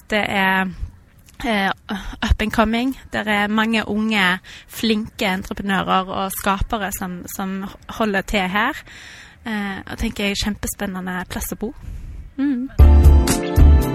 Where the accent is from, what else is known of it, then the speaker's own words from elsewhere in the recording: Haugalandet, Rogaland, Norway; moved away as an adult; now in Stavanger, Norway; jeg er opprinnelig fra Haugalandet